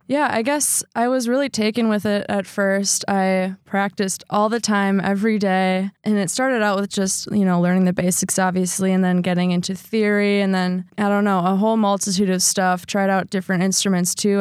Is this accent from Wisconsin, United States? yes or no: yes; Sheboygan Falls, Wisconsin, United States; I grew up in Sheboygan Falls, Wisconsin